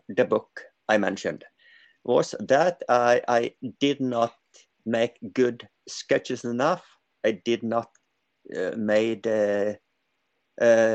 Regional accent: Norway; I grew up in the countryside in Norway

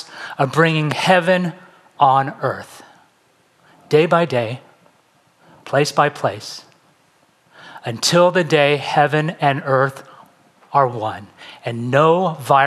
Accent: San Francisco Bay Area, California, United States; moved away as an adult; also born or lived in Pasadena / West Los Angeles; now in Los Angeles, United States; I'm originally from the San Francisco Bay Area. I moved down to LA to go to UCLA

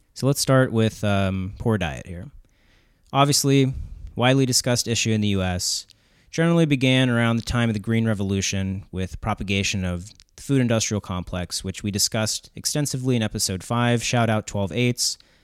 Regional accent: Southern West Virginia, United States; growing up in Southern West Virginia

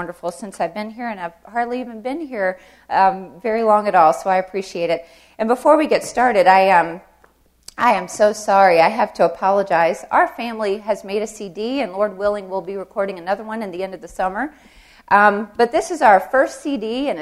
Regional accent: the South, United States; I'm from the South

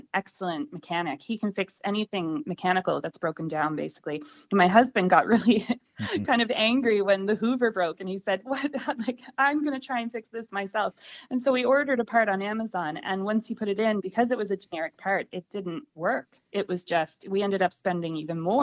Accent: Nova Scotia, Canada; moved away as an adult; now in Tipperary, Ireland; I'm originally from Nova Scotia on the east coast of Canada

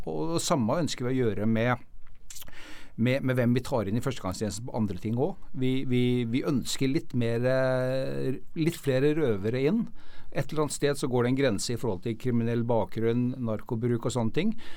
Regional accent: Norway; vi som nordmenn

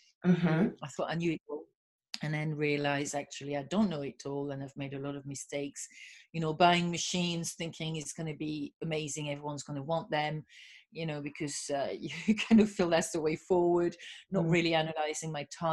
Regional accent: France; English is a second language; now in United Kingdom; You know, I'm French, obviously, and I have been in the industry. Although some people kind of listen to my accent thinking, where is she from? You know, not really French. So I've been in the UK for 30 years.

